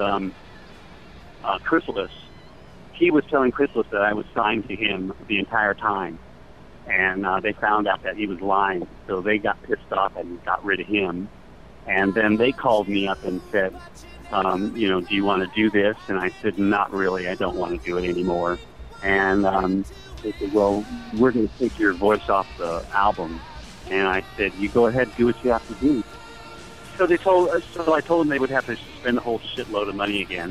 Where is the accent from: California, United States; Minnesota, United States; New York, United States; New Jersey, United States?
California, United States; Los Angeles; I grew up in Los Angeles, Hollywood